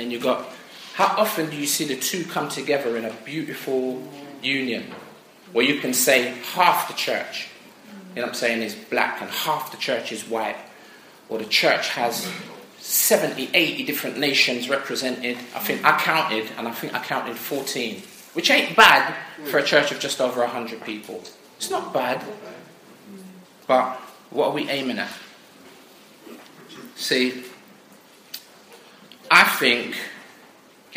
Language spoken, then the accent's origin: English; London, United Kingdom; I'm from South.